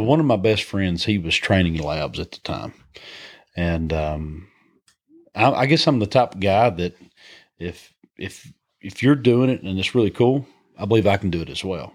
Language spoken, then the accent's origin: English; High Point, Georgia, United States; accent: Southern twang; we, we grew up in North Georgia, Northwest Georgia, a little community called High Point, Georgia. And, um, That's where I, I was raised